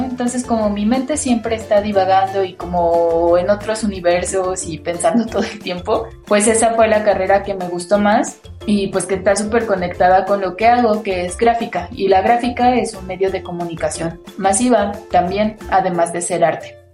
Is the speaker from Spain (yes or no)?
no; Mexico; nuestra propia cultura como mexicanos